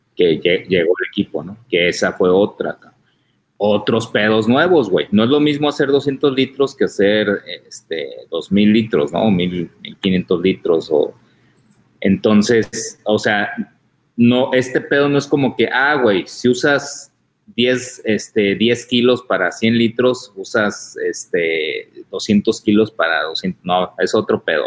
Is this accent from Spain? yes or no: no; Tijuana, Baja California, Mexico; yo soy de Tijuana